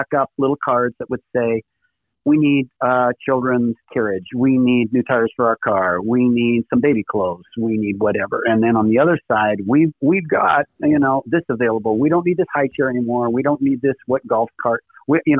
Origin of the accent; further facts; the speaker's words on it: Saskatoon, Saskatchewan, Canada; moved away as an adult; also born or lived in Regina / Vancouver; now in United States; I grew up in Saskatoon for 12 years. Then we moved to Regina, the capital city.